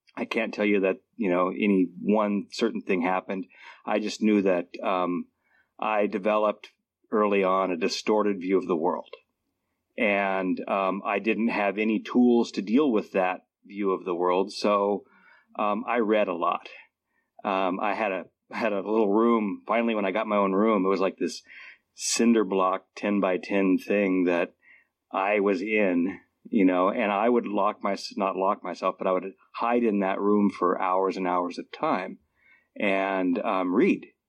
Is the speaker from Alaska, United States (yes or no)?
yes; Alaska, United States; moved away as an adult; also born or lived in Southwest Washington; now in Washington, United States; I grew up in Alaska